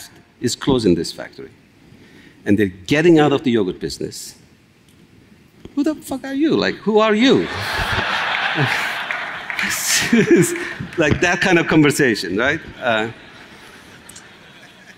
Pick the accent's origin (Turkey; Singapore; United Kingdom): Turkey; moved away as an adult; also born or lived in upstate New York; now in United States; I'm Kurdish, I'm from Turkey.